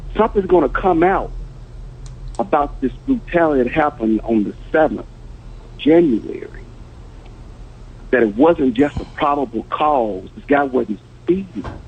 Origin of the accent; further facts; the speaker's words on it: Memphis, Tennessee, United States; moved away as an adult; now in Dallas, United States; I grew up in Memphis, Tennessee